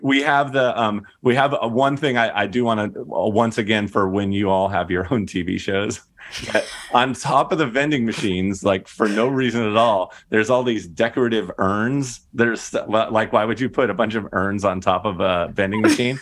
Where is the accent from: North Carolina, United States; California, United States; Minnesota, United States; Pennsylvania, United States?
California, United States; Inland Empire; I grew up in the Inland Empire.